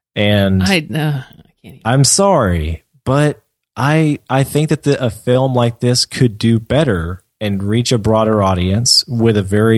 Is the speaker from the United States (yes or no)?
yes; United States; I can better relate to them as an American